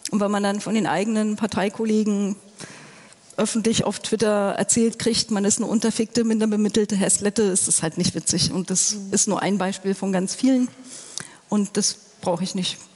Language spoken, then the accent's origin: German; East Germany, Germany; ich bin im Osten groß geworden, ich habe in der DDR noch studiert